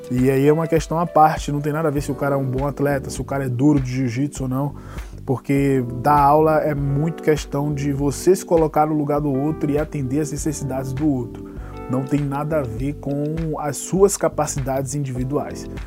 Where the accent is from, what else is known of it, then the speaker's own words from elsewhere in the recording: Salvador, Bahia, Brazil; now in São Paulo, Brazil; Sim, André, eu sou baiano. Sou lá de Salvador, nascido e mal criado na Bahia. Moro em São Paulo há nove anos